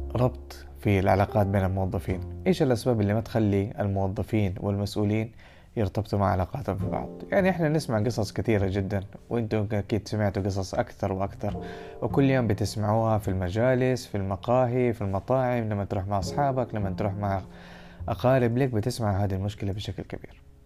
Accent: Saudi Arabia; احنا كمجتمع سعودي

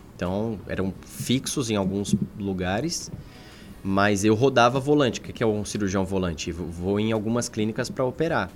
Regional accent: São Bernardo do Campo, São Paulo, Brazil; moved away as an adult; also born or lived in Governador Valadares; Eu, eu sou de São Paulo

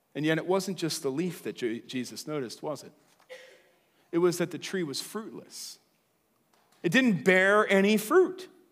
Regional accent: Lancaster, Pennsylvania, United States; also born or lived in Chicago / Philadelphia; now in Willow Street, United States; I was born in Lancaster

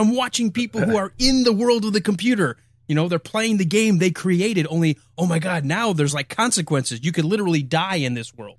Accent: Michigan, United States; where we grew up just outside of Detroit, where I grew

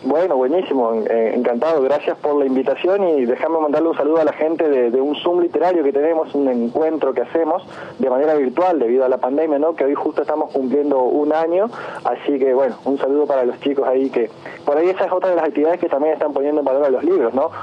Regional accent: San Javier, Santa Fe, Argentina; also born or lived in Villa Minetti; la mayoría de mi vida la pasé siempre acá en San Javier. O sea, vine con un año y medio y después, entre idas y venidas, de los 31 años que tengo, más de 25 acá en San Javier

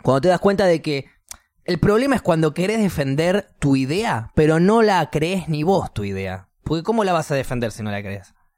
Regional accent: Argentina; moved away; soy argentino

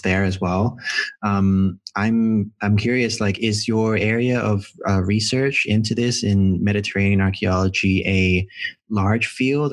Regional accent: Hong Kong; moved away; I'm from Hong Kong originally, and uh, I'm uh, Filipino Chinese

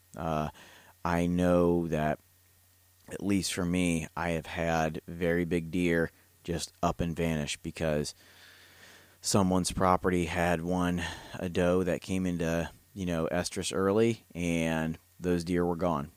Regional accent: Ohio, United States; now in Kentucky, United States; It's my home state. I'm a transplant here in the bluegrass

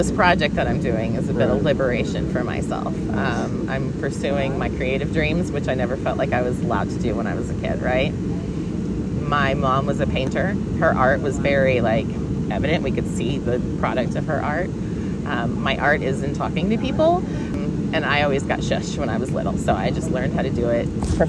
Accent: Texas, United States; Because we're from Texas, right?

